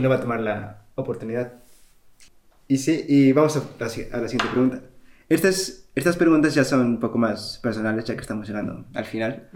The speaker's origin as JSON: {"language": "Spanish", "country": "Spain", "moved": "yes", "lives_now": "England, United Kingdom", "said": "yo que vengo de España"}